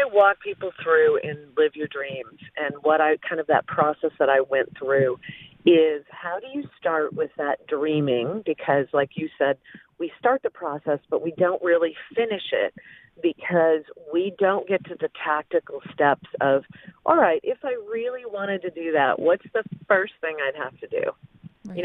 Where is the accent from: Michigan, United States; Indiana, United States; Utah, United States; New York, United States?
Michigan, United States; Flint; But as I was saying about growing up in Flint, Michigan, I didn't really even think about meeting people or who I wanted to know.